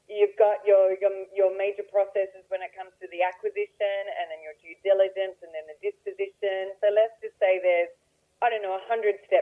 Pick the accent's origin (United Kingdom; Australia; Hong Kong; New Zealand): Australia; I am an Australian.